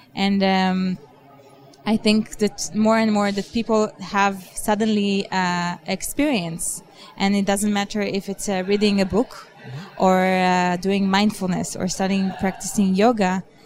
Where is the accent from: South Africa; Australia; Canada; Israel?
Israel; moved away; I am originally from Israel